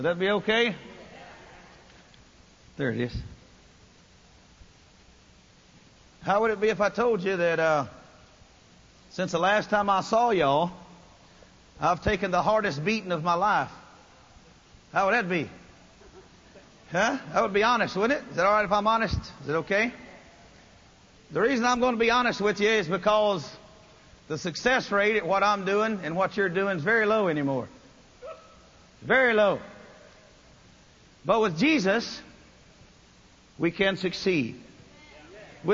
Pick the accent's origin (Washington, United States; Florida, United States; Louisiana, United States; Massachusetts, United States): Louisiana, United States; North; I'm a redneck from North Louisiana